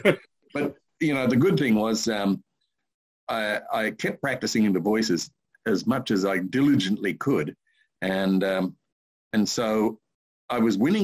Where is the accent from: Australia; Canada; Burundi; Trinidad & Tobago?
Australia; Sydney, New South Wales; in Sydney on the East Coast.